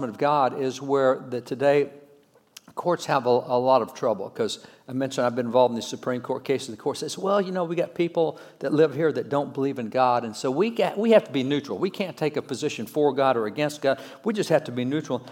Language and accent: English; Texas, United States; I'm a cowboy from Texas.